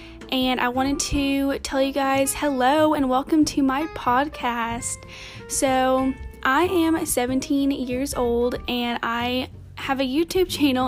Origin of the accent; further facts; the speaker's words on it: Tennessee, United States; I am 17 and I'm in Tennessee right now because I live in Tennessee and I'm from Tennessee.